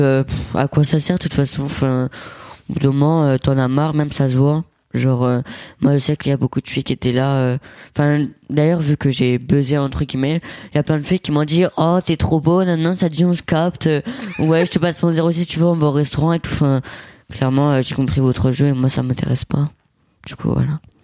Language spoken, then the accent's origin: French; Italy; moi je suis italien et mon père c'est cliché italien